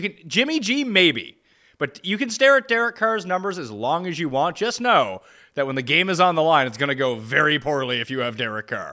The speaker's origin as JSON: {"language": "English", "country": "Canada", "said": "as a Canadian, and all of us being Canadian"}